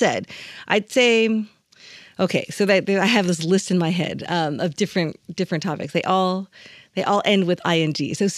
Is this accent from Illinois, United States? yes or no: yes; Chicago, Illinois, United States; And when I say, I'm from Chicago